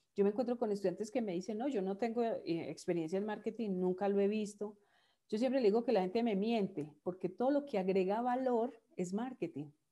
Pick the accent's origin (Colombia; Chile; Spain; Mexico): Colombia; Manizales, Caldas; moved away; yo soy de Manizales. Manizales es una ciudad pequeña de 400 mil habitantes en el centro del país.